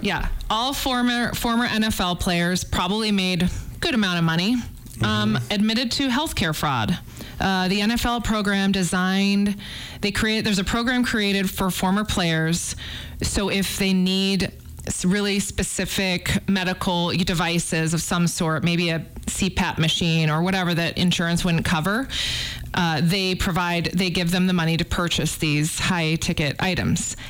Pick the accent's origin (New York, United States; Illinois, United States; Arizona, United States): Illinois, United States; outside of Chicago; now in Missoula, United States; I grew up outside of Chicago